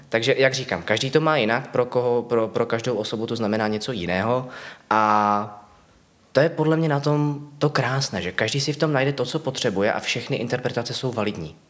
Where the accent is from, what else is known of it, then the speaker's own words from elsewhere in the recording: Ostrava, Moravian-Silesian Region, Czechia; moved away as an adult; now in Prague, Czech Republic; původně z Ostravy a ano. do Prahy jsem se přestěhoval krátce po tom, co jsem získal titul.